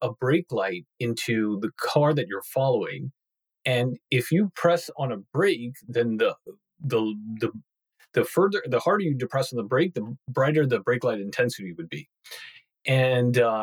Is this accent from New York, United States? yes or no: yes; Long Island, New York, United States; born or raised there